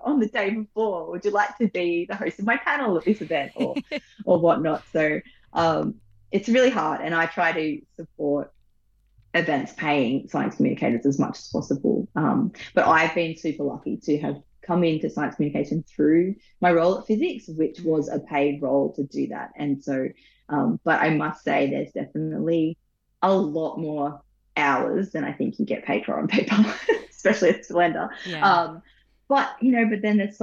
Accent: the North Coast, New South Wales, Australia; I grew up on the North Coast. I grew up for a long time, I lived on a hippie commune

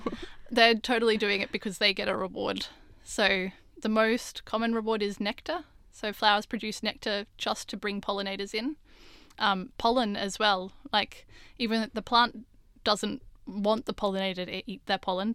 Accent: Australia; growing up in Australia

